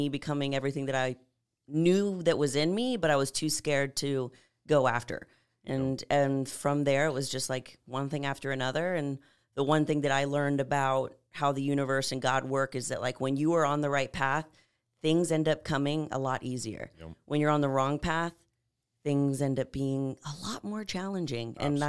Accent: San Antonio, Texas, United States; moved away as an adult; So I'm originally from San Antonio. I lived there from birth till 18 and then knew I wanted to move out

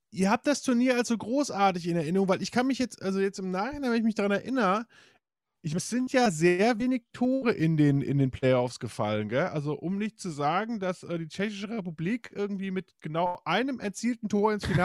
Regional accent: England, United Kingdom; hat total lange für Marseille gespielt, was ich als Engländer ja.

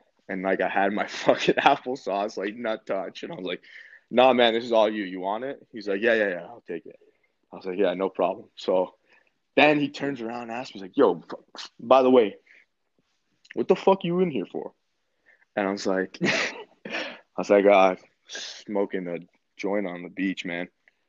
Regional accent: Canada; I'm from Canada. The phone's not letting me fucking call home.

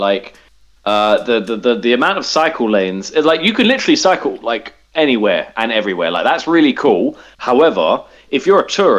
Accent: England, United Kingdom; I guess as an English person, you just expect rain and then expect cold.

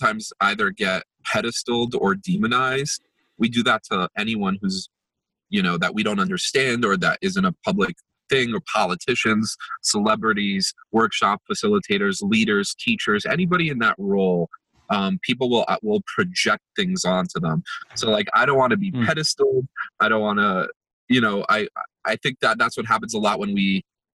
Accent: United States; also born or lived in Jerusalem, Israel; I was born in Jerusalem in Israel, and I always think like, wow, if my parents didn't bring me to the States, like I grew up in Jersey and New York

